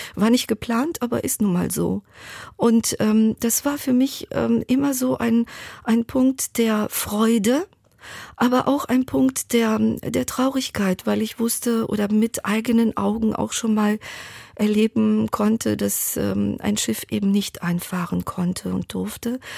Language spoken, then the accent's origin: German; Thessaloniki, Central Macedonia, Greece; meiner Geburtsstadt Thessaloniki